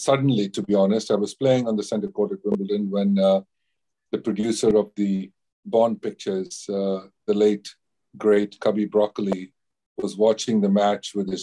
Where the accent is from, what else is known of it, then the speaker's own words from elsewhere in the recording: India; as an Indian